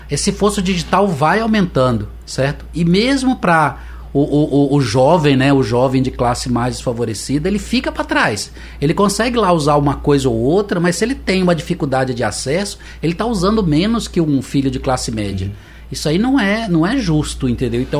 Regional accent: Lorena, São Paulo, Brazil; born there; Eu nasci no interior de São Paulo. Uhum. E lá em Lorena, na cidade que eu nasci, eu tive lá visitando com a minha mãe, levando ela para ver os parentes.

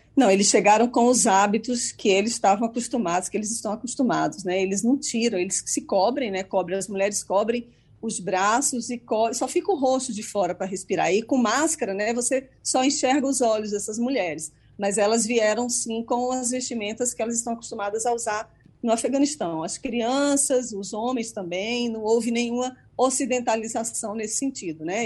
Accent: Brazil; now in United States; como jornalista e como cidadã brasileira

